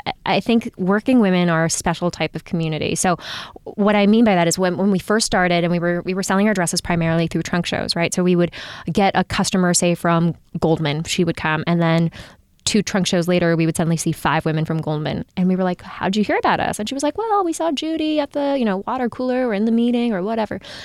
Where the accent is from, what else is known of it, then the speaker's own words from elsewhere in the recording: Japan; moved away; I grew up in Japan